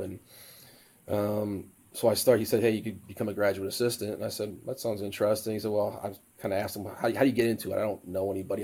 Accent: Sterling Heights, Michigan, United States; moved away; I said, well, city just north of Detroit called Sterling Heights

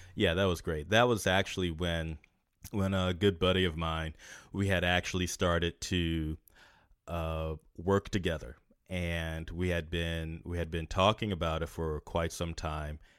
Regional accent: North Carolina, United States; moved away as an adult; also born or lived in Los Angeles; now in San Francisco, United States; still in my hometown

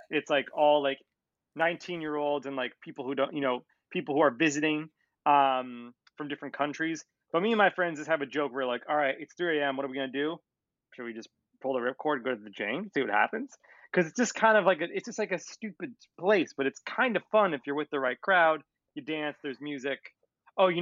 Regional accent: New York City, New York, United States; also born or lived in Los Angeles; New York, it's where I'm born and raised until that LA stint.

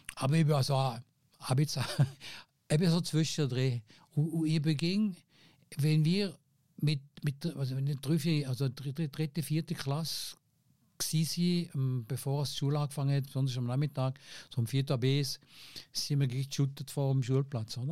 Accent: Fribourg, Switzerland; accent: Seisler; also born or lived in Tafers; ich bin natürlich aufgewachsen in einem, in einem, in einem Milieu, in Freiburg

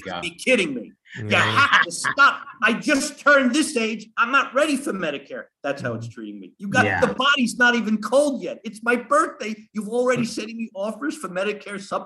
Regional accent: Long Island, New York, United States; accent: New Yorker; I grew up on Long Island.

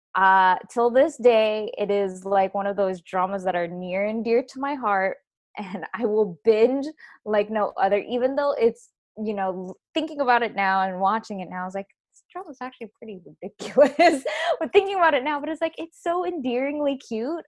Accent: Philippines; I am Filipino, so I was exposed to that as as a young age

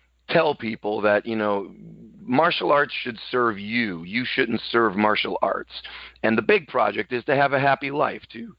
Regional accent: Buffalo, New York, United States; I come from Buffalo, New York.

